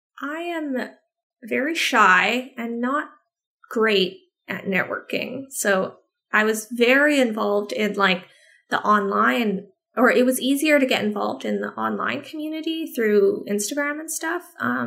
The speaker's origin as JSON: {"language": "English", "town": "San Antonio", "region": "Texas", "country": "United States", "tie": "born there", "said": "I have dual citizenship, because I was born in San Antonio."}